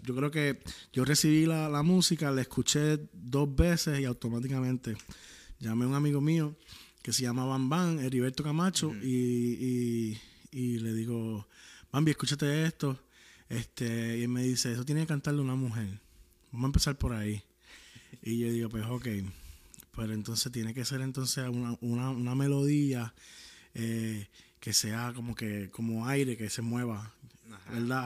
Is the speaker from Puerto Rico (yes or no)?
yes; Puerto Rico; soy de Puerto Rico.